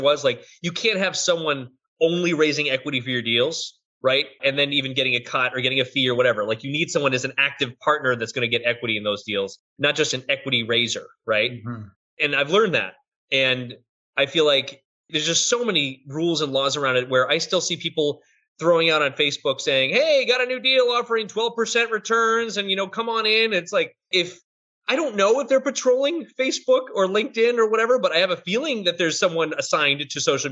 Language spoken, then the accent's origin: English; Boston, Massachusetts, United States; I'm from Boston, I say that stuff